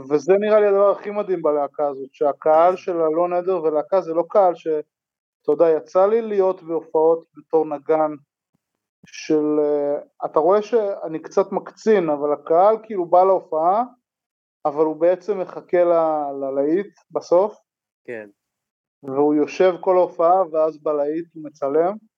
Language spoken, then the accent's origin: Hebrew; Ein Harod, Northern District, Israel; אני מקיבוץ עין חרוד